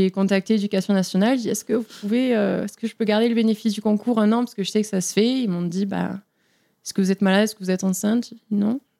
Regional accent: Toulouse, Occitania, France; accent: southern; moved away as an adult; now in United States; Je viens de Toulouse

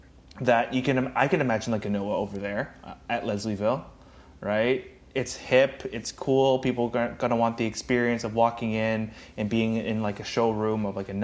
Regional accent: Hong Kong; born there; By the way, I'm not. I was born in Hong Kong.

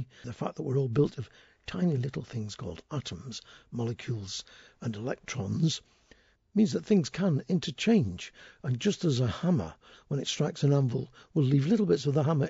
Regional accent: Settle, Yorkshire and the Humber, United Kingdom; my hometown of Settle

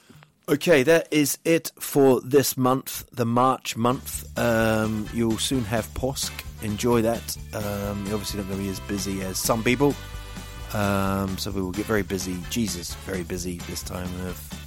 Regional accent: New Zealand; moved away; growing up in New Zealand

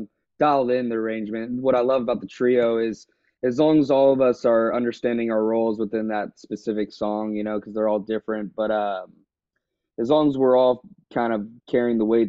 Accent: Houston, Texas, United States; also born or lived in Lake Charles, Louisiana; I grew up here in Houston.

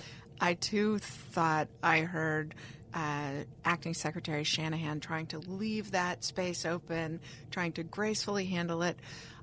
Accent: United States; as an American

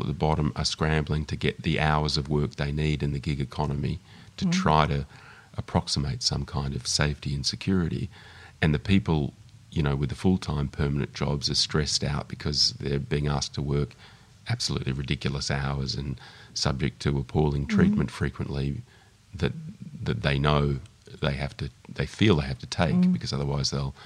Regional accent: Melbourne, Victoria, Australia; I grew up in Melbourne

